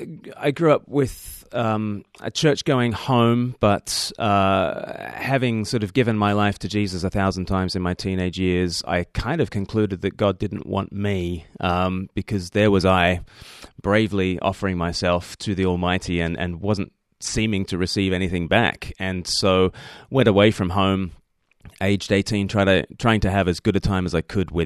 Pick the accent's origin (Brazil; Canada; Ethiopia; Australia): Australia; now in Eastbourne, United Kingdom; Yes, I don't speak with an accent because I'm Australian, so that's a bit confusing for people. Although Australians think I sound like a pom, and the English think I sound like a convict, so it's the worst of all worlds. I live on the south coast of England in a place called Eastbourne